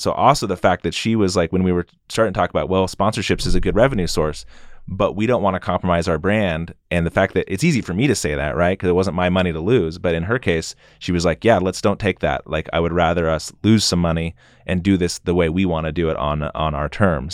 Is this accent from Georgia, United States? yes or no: no; Boise, Idaho, United States; I grew up in West Boise